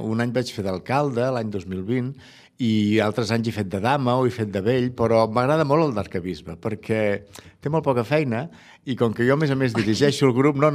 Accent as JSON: {"language": "Catalan", "town": "Tarragona", "region": "Catalonia", "country": "Spain", "said": "jo sóc tarragoní, jo sé el que vol dir"}